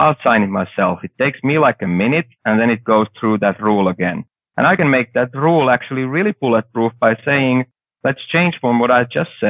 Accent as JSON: {"language": "English", "country": "Finland", "said": "I'm coming from Finland with, like, we had one big company before"}